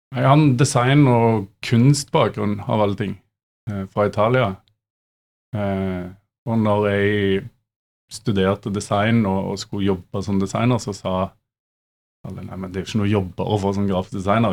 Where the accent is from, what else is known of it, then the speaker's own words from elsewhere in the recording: Stavanger, Rogaland, Norway; jeg er fra Vestlandet eller Stavanger